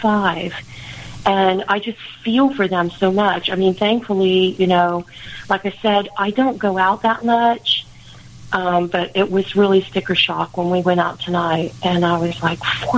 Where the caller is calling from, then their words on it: Plant City, Florida, United States; Plant City, Florida.